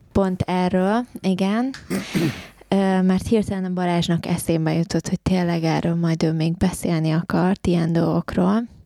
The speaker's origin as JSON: {"language": "Hungarian", "country": "Hungary", "tie": "born or raised there", "moved": "yes", "said": "én ugye vidéken nőttem fel"}